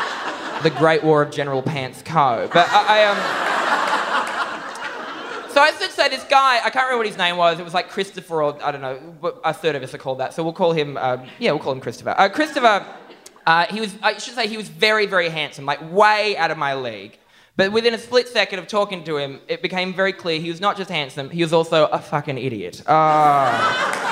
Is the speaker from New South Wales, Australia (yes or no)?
yes; Newcastle, New South Wales, Australia; living in my hometown of Newcastle